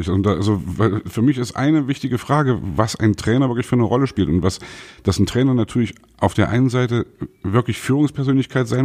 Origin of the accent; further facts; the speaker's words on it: Leipzig, Saxony, Germany; ich mache mir nicht nur Freunde damit, aber ich bin Leipziger, RB Leipzig, da hängt mein Herz.